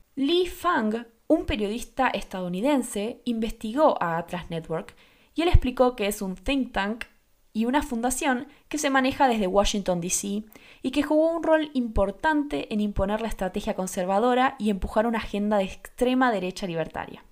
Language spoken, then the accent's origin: Spanish; Argentina; yo soy de Argentina